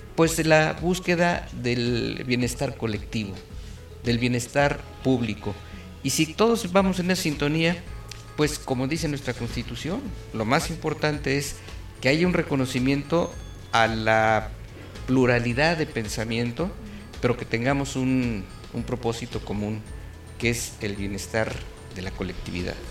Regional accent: Querétaro, Mexico; somos queretanos de toda la vida, familias queretanas

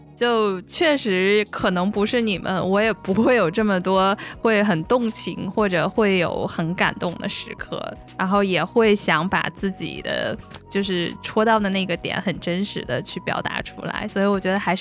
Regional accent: Beijing, China; 我们北京人

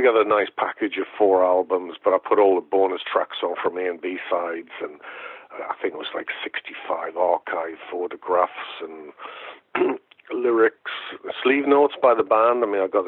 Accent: Newcastle upon Tyne, North East England, United Kingdom; University of Newcastle, which is my hometown

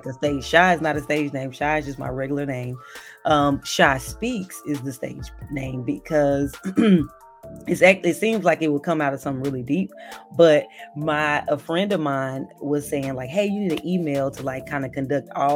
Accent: Dallas, Texas, United States; I'm from Dallas, Texas, born and raised

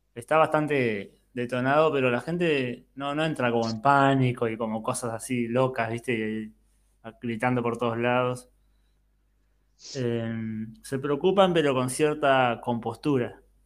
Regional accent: Bahía Blanca, Buenos Aires Province, Argentina; moved away as an adult; now in Montevideo, Uruguay; Yo viví toda mi vida en Bahía Blanca, hasta los 32 años y de ahí me vine a vivir a Montevideo

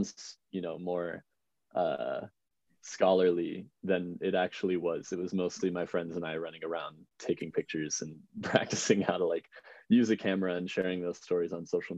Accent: outside of Chicago, Illinois, United States; I grew up outside of Chicago, in a little suburb to the southwest

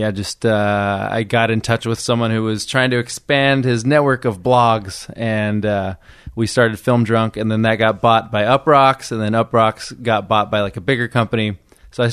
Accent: Del Rey, California, United States; moved away as an adult; also born or lived in New York; I grew up in the Central Valley, in a place called Del Rey, which is like in Fresno County.

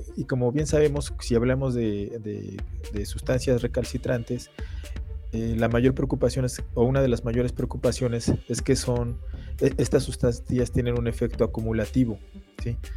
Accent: Mexico; nosotros como mexicanos

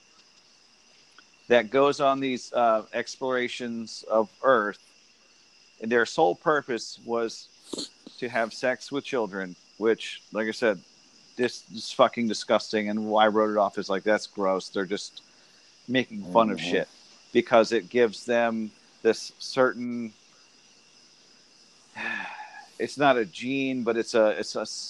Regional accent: Santiago, Santiago Metropolitan Region, Chile; moved away; I was born in 81 in Santiago, Chile, under Pinochet's

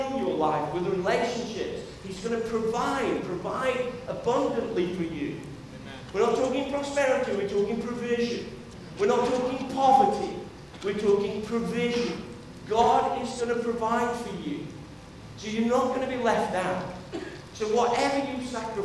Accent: United Kingdom; as British people

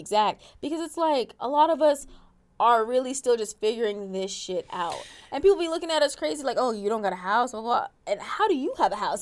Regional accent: Alaska, United States; I grew up in Alaska

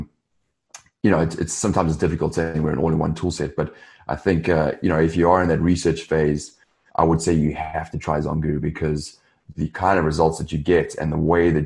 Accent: South Africa; moved away as an adult; also born or lived in London / Los Angeles; I'm originally from South Africa. I grew up there

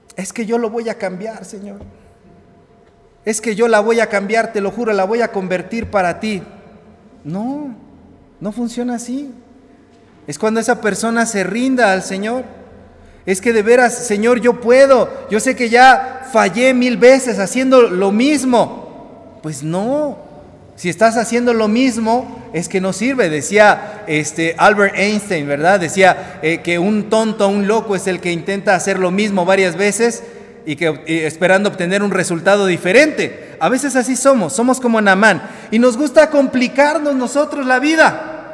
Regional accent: Mexico; nuestro país

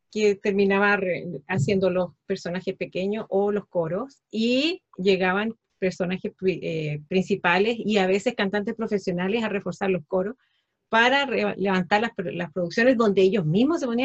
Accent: Antofagasta, Chile; una parte de mi, de mi vida la, desarrollé en la ciudad donde me crié, en Antofagasta, y ahí armé una agrupación cultural

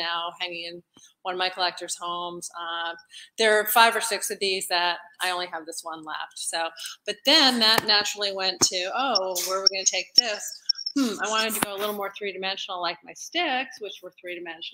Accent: Northeast, United States; moved away as an adult; now in Texas, United States; Being in Texas was tough for me because I'm from the Northeast

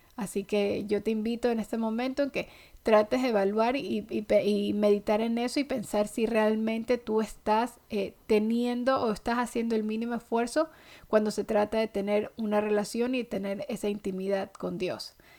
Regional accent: Ecuador; now in United States; yo soy ecuatoriana

